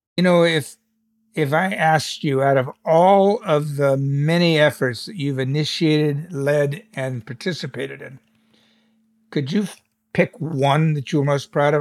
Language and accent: English; United States; as an American